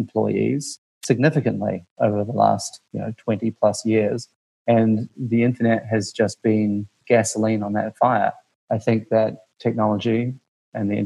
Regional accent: New Zealand; moved away as an adult; also born or lived in Washington, D.C.; now in United States; growing up in New Zealand

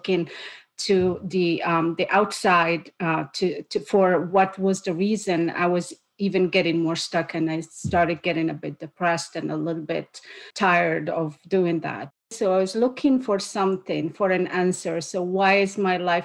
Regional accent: Morocco; moved away as an adult; also born or lived in United States; now in Canada; I am originally from Morocco

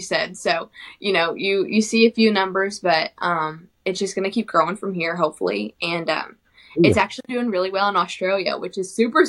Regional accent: Southeast Oklahoma, United States; I'm from Southeast Oklahoma

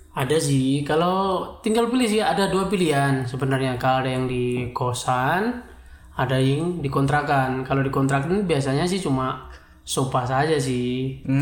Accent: East Java, Indonesia; accent: medok; moved away as an adult; also born or lived in Bogor

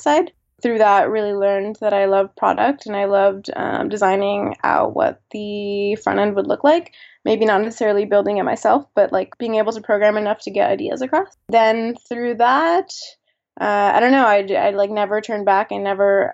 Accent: Miami, Florida, United States; moved away as an adult; also born or lived in San Francisco; now in New York, United States; I grew up in Miami and moved to New York when I went to NYU

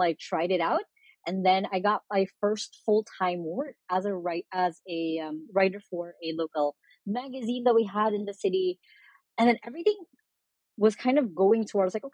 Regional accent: Philippines; here in the Philippines

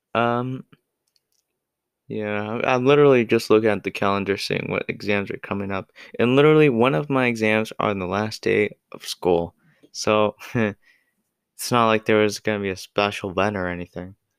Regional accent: United States; I'm American

